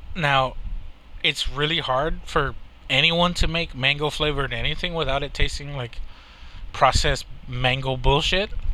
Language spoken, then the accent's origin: English; Texas, United States; I'm from Texas